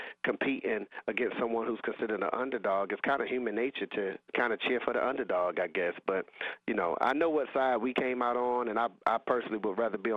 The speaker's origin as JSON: {"language": "English", "town": "Raleigh", "region": "North Carolina", "country": "United States", "tie": "born or raised there", "said": "in the housing projects that I grew up in Raleigh, a place called Lane Street"}